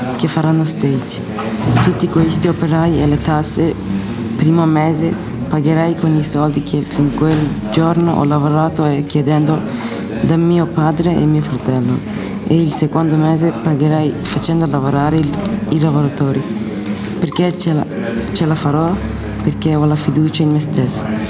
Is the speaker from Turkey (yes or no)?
yes; Turkey; now in Italy; sono turco, ho 15 anni